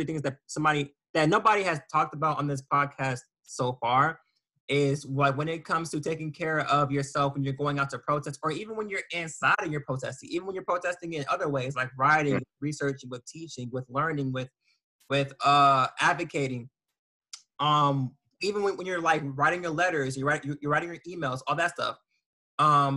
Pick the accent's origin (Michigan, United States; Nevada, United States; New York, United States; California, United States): Nevada, United States; Las Vegas; I'm from Vegas